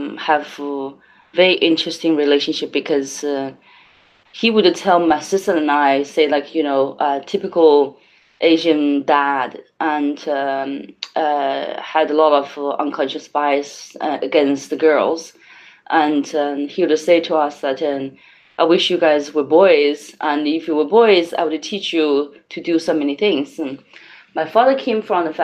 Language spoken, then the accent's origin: English; Changsha, Hunan, China; I grew up in Hunan province in Changsha, the capital city of Hunan.